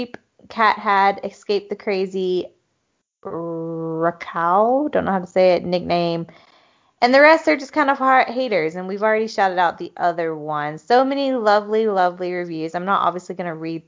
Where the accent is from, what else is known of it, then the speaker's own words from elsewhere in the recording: the South, United States; I grew up in the South